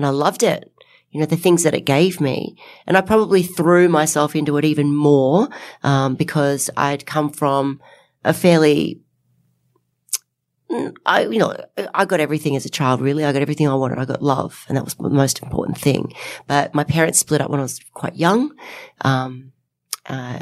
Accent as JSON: {"language": "English", "town": "Nelson Bay", "region": "New South Wales", "country": "Australia", "said": "from Nelson Bay. Hi, I'm 14 years old"}